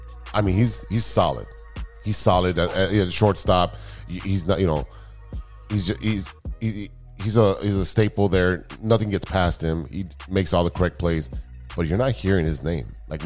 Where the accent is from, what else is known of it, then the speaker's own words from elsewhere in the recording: Chicago, Illinois, United States; I'm from Chicago.